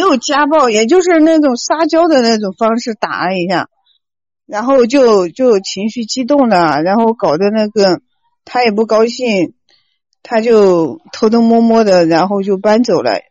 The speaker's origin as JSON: {"language": "Chinese", "region": "Hunan", "country": "China", "said": "我是南方的，我是湖南的"}